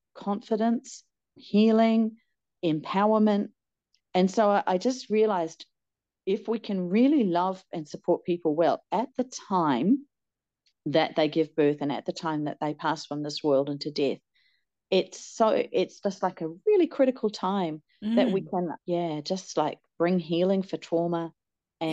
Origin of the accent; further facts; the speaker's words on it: New Zealand; moved away as an adult; also born or lived in Hong Kong / China; now in Australia; I was born here in Australia. Then I went to New Zealand when I was 4 with my parents, grew up there, did my nurse's training there.